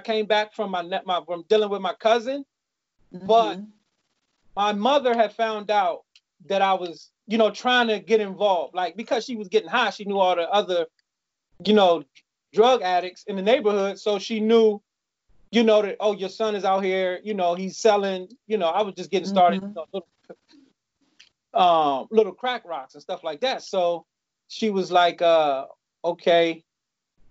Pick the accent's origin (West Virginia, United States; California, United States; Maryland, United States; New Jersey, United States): Maryland, United States; also born or lived in Ohio / Washington, D.C.; We moved to Maryland with my grandmother in like 80